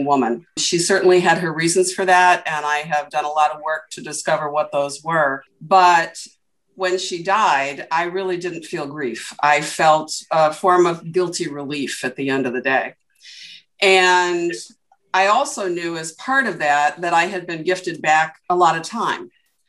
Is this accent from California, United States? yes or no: no; Portland, Oregon, United States; I was born in Portland, Oregon